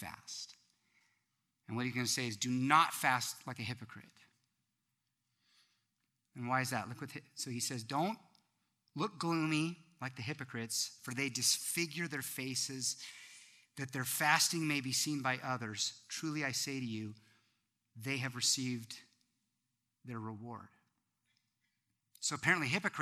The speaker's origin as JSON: {"language": "English", "country": "United States", "said": "as Americans"}